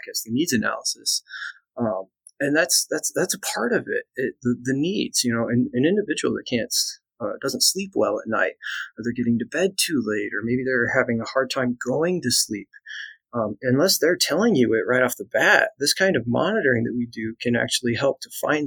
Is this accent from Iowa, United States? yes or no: yes; Iowa, United States; also born or lived in East Tennessee; I'm actually from Iowa.